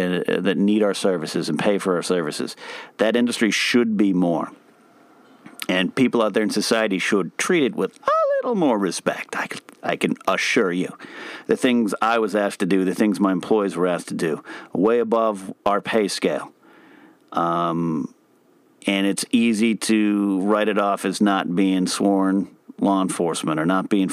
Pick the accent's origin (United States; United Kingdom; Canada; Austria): United States; I'm an American with a dumb American mouth